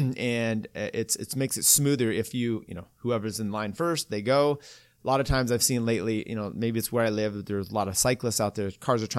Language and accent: English; the Northwest, Pacific Northwest, United States; moved away; also born or lived in Folsom, California / Boulder; I grew up in the Northwest and you'd be out in all these wheat fields.